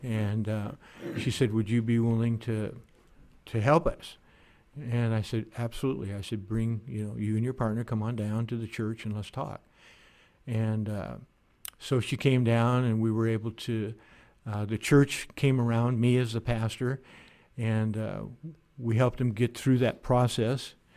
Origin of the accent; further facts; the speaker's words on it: Oregon, United States; I grew up in a small logging town in Oregon